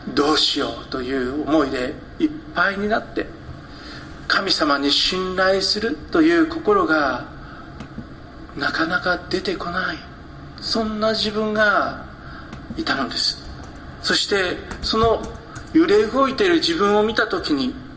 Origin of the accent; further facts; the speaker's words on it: Hokkaido, Japan; 私は北海道で育ちました